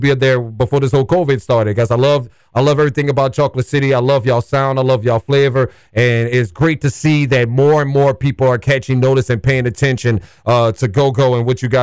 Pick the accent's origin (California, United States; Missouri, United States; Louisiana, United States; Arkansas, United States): Louisiana, United States; I grew up in Louisiana, and we love go-go out there